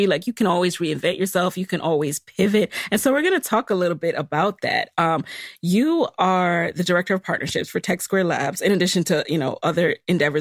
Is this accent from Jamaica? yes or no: yes; Jamaica; I'm Jamaican